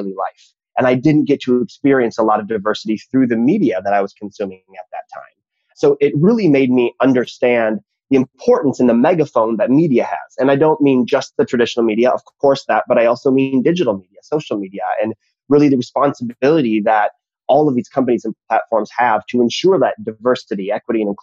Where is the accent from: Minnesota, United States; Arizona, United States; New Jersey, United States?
Minnesota, United States; I grew up in Minnesota in the 80s and the 90s